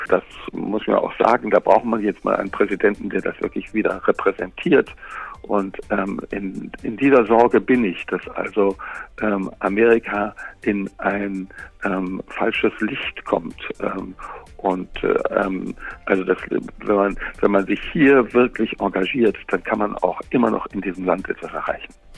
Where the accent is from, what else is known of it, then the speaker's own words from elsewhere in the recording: Germany; moved away as an adult; now in Los Angeles, United States; bei uns in Deutschland